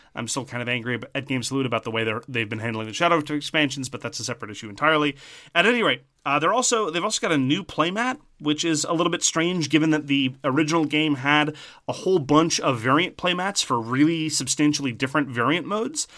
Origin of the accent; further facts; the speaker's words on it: Canada; as a Canadian